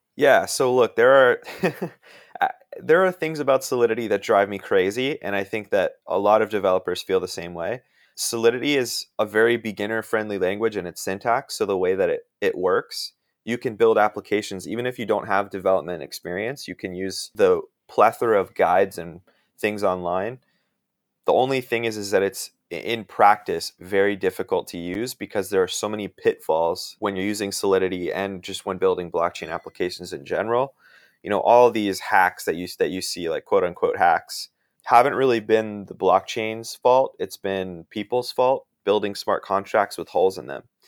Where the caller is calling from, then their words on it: Washington, District of Columbia, United States; I'm calling in from the Washington, D C area.